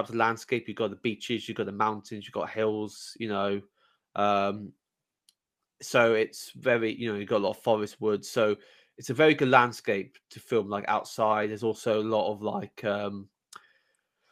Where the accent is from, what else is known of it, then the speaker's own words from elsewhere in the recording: England, United Kingdom; now in Wales; I'm an Englishman, half Welsh